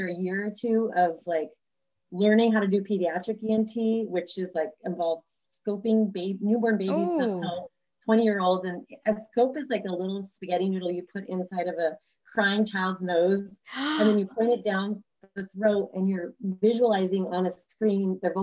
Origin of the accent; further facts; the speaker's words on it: Stockton, California, United States; moved away as an adult; also born or lived in Sacramento; now in San Diego, United States; I grew up in Northern California in Stockton